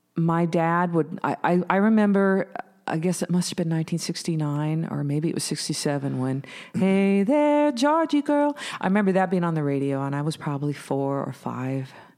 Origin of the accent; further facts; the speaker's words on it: Bellingham, Washington, United States; I was born in Bellingham, Washington